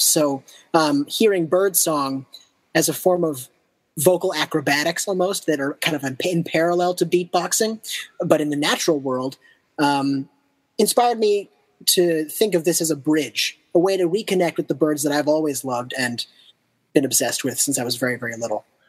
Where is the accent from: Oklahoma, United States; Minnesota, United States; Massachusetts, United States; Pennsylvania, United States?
Massachusetts, United States; outside of Boston; also born or lived in Japan; now in Brooklyn, United States; I grew up outside of Boston